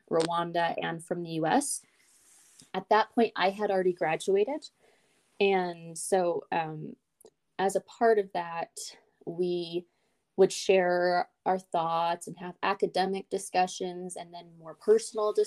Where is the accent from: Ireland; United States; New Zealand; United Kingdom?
United States; I'm just an American.